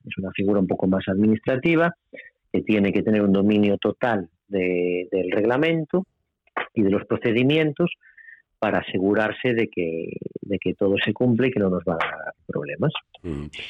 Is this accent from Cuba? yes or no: no; Pontevedra, Galicia, Spain; en Pontevedra, en mi tierra